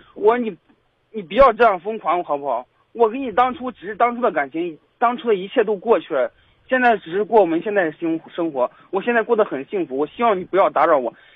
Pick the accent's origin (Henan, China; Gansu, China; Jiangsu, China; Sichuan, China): Henan, China; Pingdingshan; moved away; 我们老家是平顶山的